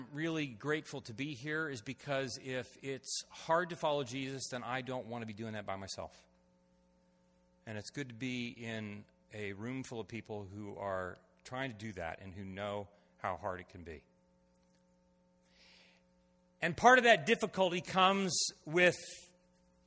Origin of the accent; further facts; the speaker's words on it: Ohio, United States; now in Washington, D.C., United States; I was born, reared in Ohio